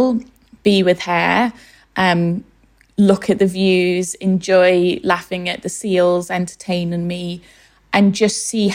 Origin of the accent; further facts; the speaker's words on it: Liverpool, North West England, United Kingdom; now in London, United Kingdom; Growing up in West Everton, which is a low-income area of Liverpool